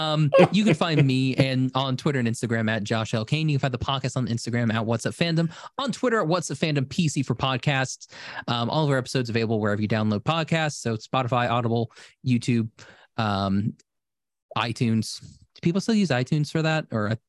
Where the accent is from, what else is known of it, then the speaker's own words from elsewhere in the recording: Buenos Aires, Argentina; And I'm from Buenos Aires, and I say kill them